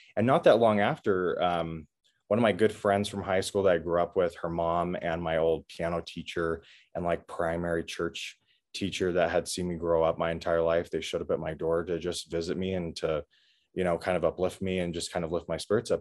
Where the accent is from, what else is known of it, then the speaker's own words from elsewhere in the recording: Washington, United States; I grew up in Washington State